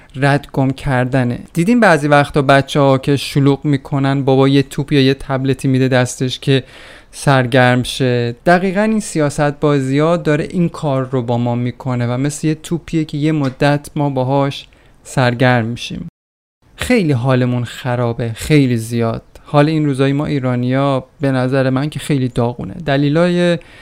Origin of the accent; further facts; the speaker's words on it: Iran; ما ایرانیا